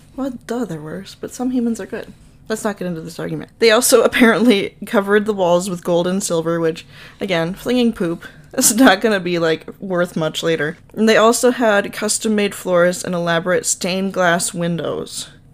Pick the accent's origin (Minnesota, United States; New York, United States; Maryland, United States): Minnesota, United States; accent: Minnesota; my Minnesota accent